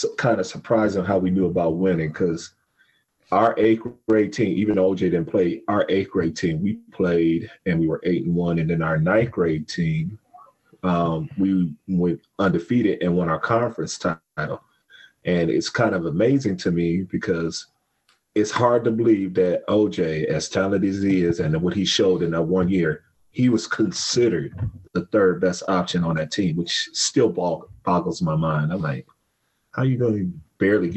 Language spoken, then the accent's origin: English; Warrensville Heights, Ohio, United States; growing up in Warrensville, I played street football here and there